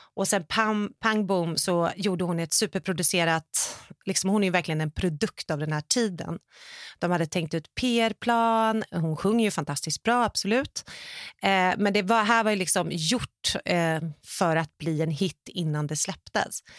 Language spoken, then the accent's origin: Swedish; Sweden; now in Los Angeles, United States; som svensk